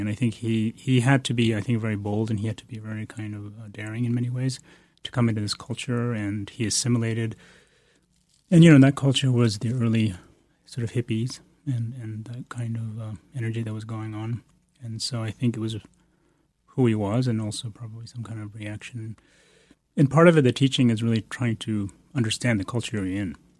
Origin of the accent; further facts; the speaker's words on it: Bodh Gaya, Bihar, India; moved away; I was born in India, in Bodhgaya, which is, uh, the place of the Buddha's enlightenment